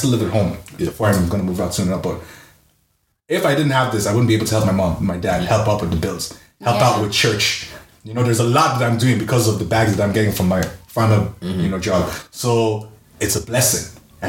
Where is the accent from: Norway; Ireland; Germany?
Ireland; us as Irish artists